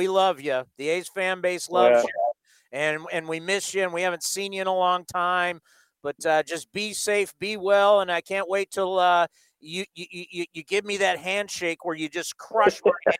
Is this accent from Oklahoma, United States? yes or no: no; San Diego, California, United States; But I grew up in San Diego.